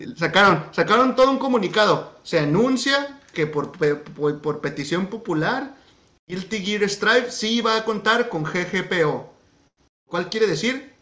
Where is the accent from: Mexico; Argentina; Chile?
Mexico; Guadalajara, Jalisco; moved away as an adult; now in United States; soy de Guadalajara